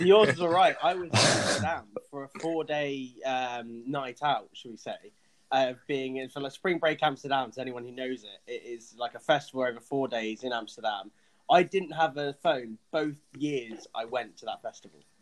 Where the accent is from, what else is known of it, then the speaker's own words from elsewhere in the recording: England, United Kingdom; I'm English